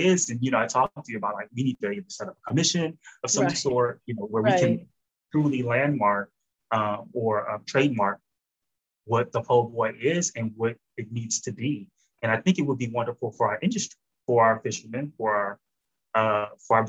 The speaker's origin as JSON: {"language": "English", "town": "New Orleans", "region": "Louisiana", "country": "United States", "tie": "born or raised there", "said": "I grew up in New Orleans"}